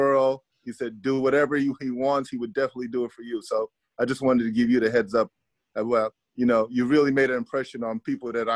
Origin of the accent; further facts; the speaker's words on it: Los Angeles, California, United States; I was from South Central